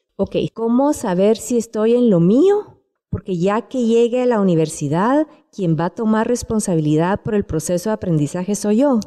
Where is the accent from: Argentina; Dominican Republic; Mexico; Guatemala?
Guatemala; siendo guatemaltecos